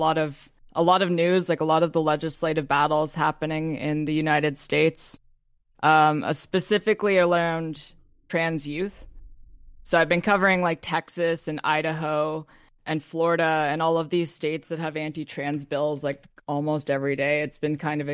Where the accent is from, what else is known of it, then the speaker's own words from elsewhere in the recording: Canada; I'm not American. I'm Canadian